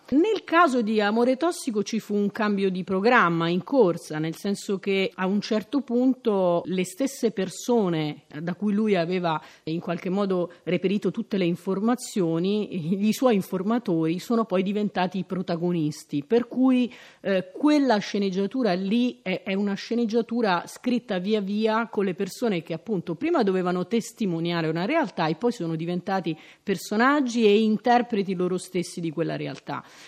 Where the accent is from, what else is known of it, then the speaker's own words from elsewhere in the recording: Rome, Lazio, Italy; siamo romani